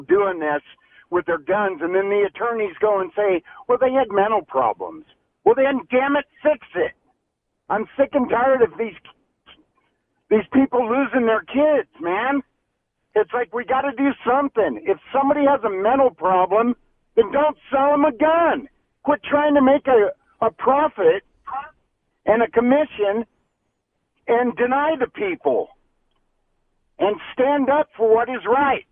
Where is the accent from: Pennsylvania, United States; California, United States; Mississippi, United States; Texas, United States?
California, United States; Ventura; now in Utah, United States; I grew up in Ventura, California.